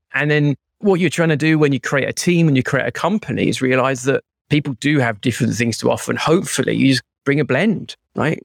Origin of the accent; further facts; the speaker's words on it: United Kingdom; now in London, United Kingdom; I'm British